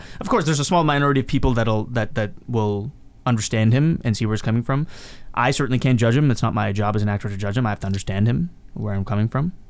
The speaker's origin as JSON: {"language": "English", "town": "Mumbai", "region": "Maharashtra", "country": "India", "tie": "born or raised there", "also_born_or_lived": "Hyderabad", "said": "I grew up, like I was born in Mumbai, and then like I lived in Hyderabad for a bit, and I played around in that same house that she still lives in to this day."}